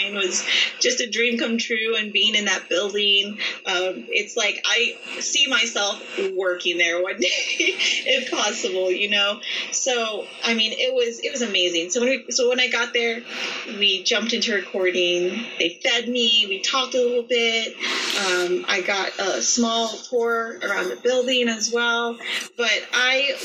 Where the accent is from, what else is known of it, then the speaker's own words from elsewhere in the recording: Las Vegas, Nevada, United States; it was really hard for me to leave my hometown knowing that so much had gone on, because a lot of people don't know, if you live in Vegas, that everyone knows everyone.